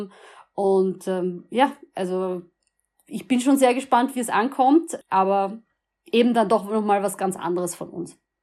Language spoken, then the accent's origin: German; Vienna, Austria; als Wiener, man lebt an der Donau, wir sind alle stolz auf die Donau